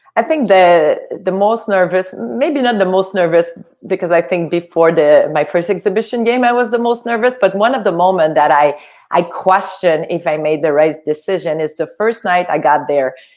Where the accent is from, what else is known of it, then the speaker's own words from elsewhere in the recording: Quebec, Canada; English is a second language; moved away as an adult; also born or lived in United States; I was from Quebec. Uh, we only had French TV